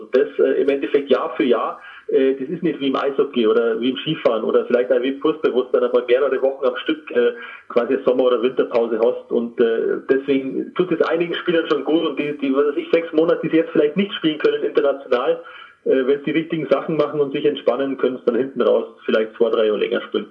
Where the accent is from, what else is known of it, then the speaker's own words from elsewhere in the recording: Trostberg, Bavaria, Germany; also born or lived in Rosenheim area; now in Kolbermoor, Germany; Ursprünglich bin ich in Trostberg aufgewachsen